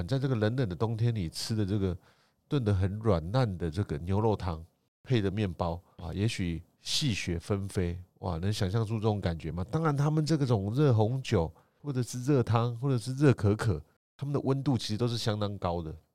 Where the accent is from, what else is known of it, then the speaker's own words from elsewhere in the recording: Taiwan; 我们台湾人吃起来是觉得蛮不错的